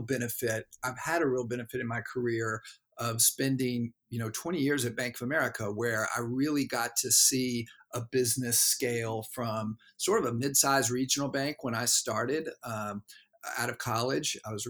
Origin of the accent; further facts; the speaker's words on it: Knoxville, Tennessee, United States; I grew up in the South, and there was something very appealing to me about the comfort food around great burger and shake places that I would go to growing up in Knoxville, Tennessee.